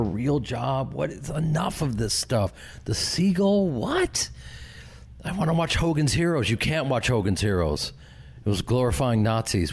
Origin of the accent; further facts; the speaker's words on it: Chicago, Illinois, United States; moved away; I grew up with them in Chicago and started a theater company with them